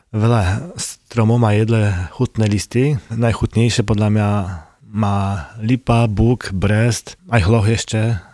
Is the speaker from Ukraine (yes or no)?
no; Poland; first language Polish; Slovak is a second language; now in Slovakia; Postupne sa cítim viac ako Slovák. Slovenčina je mi prirodzenejšia ako polština, aj keď samozrejme počuť v tom tú moju polštinu.